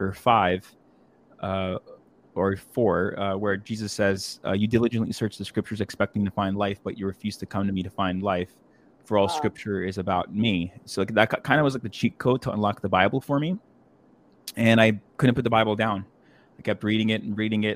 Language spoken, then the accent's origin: English; Rockland County, New York, United States; I grew up in Rockland County, just outside of New York City.